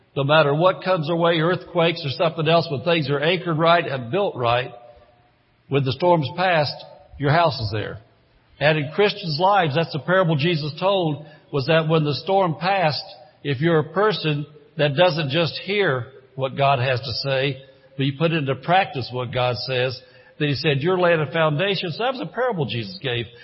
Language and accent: English; Indiana, United States; moved away as an adult; I grew up in Indiana. As a matter of fact, I was in Indiana 54 years